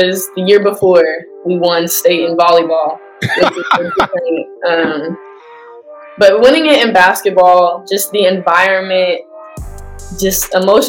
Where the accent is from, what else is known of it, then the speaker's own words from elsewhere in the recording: Nashville, Tennessee, United States; I was born in Nashville, Tennessee, so I lived there growing up